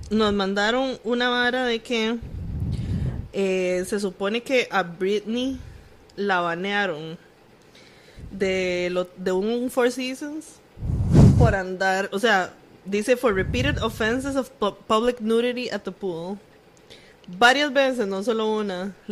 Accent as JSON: {"language": "Spanish", "town": "Punta Arenas", "region": "Magallanes and Chilean Antarctica", "country": "Chile", "said": "Pero bueno, yo soy de Punta Arenas y las cosas ahí se resuelven con bala."}